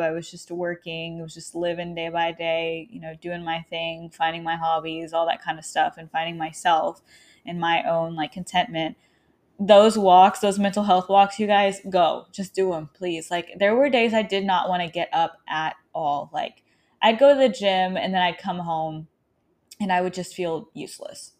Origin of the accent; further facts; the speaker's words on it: Arkansas, United States; moved away; I'm currently, um, in my hometown in Arkansas